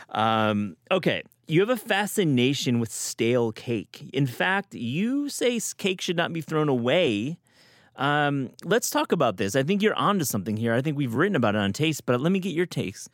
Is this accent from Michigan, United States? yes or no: yes; West Michigan, United States; I grew up in West Michigan